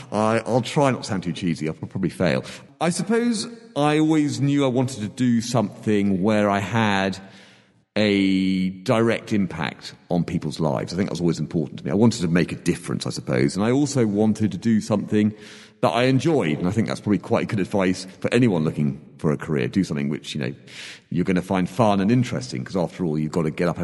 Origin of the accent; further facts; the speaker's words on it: Hong Kong; born there; I was born in Hong Kong. You know where that is, Hong Kong?